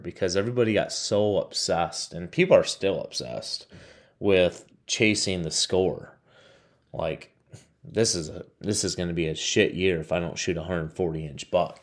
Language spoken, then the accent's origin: English; Michigan, United States; my home state of Michigan